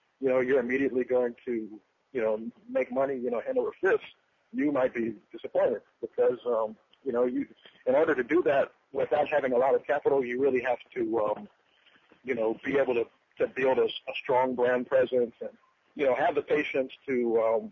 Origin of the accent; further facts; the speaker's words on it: United States; the perspective of being an American